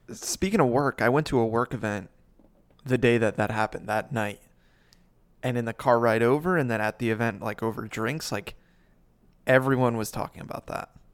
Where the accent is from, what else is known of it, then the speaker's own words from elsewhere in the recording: New Jersey, United States; I'm from New Jersey